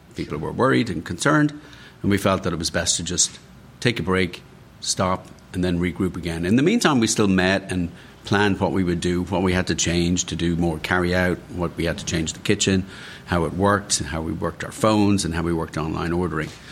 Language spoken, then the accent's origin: English; Dublin, Leinster, Ireland; moved away as an adult; also born or lived in London / Washington, D.C.; now in United States; I grew up in Ireland, obviously in Dublin.